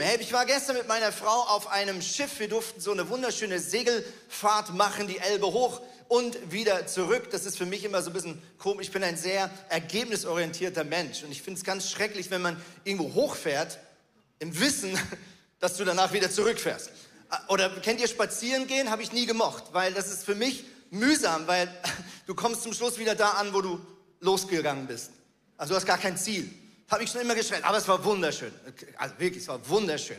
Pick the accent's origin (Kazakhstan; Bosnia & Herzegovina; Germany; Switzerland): Switzerland; Ich bin ein Schweizer